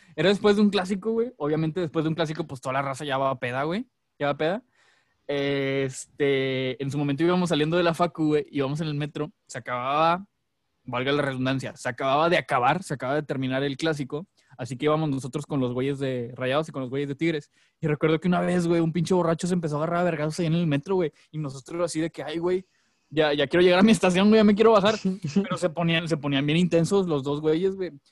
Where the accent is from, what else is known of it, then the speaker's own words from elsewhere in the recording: Monterrey, Nuevo León, Mexico; somos regios